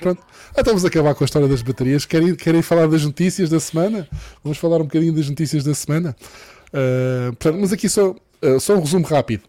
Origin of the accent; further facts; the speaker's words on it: Madeira, Portugal; sou madeirense